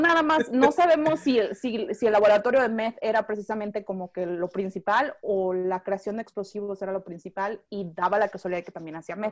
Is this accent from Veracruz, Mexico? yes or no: no; Tijuana, Baja California, Mexico; moved away as an adult; now in Austin, United States; soy originaria de Tijuana y ahorita vivo en Austin, Texas